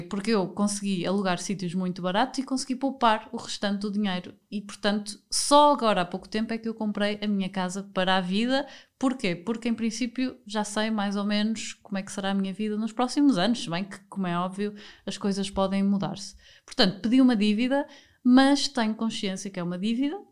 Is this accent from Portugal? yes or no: yes; Porto, Norte, Portugal; moved away as an adult; also born or lived in Lisbon / Spain / Germany; eu sou do Porto